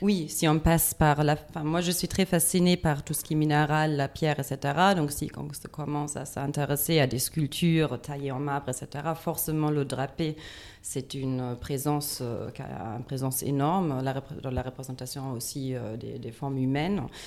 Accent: Düsseldorf, North Rhine-Westphalia, Germany; French is a second language; moved away; je viens de Düsseldorf

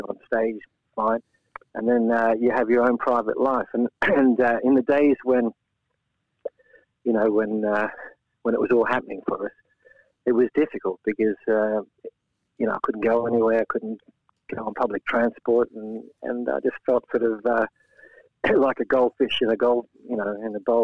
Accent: Australia; moved away as an adult; also born or lived in Latvia; now in England; Yeah, I was brought up in Australia. In fact, we immigrated there as refugees.

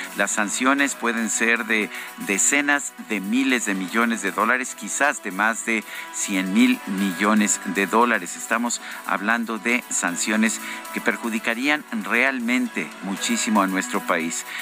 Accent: Mexico; somos los ciudadanos mexicanos

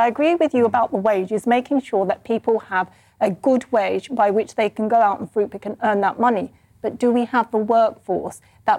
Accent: Kent, South East England, United Kingdom; when I was growing up in Kent

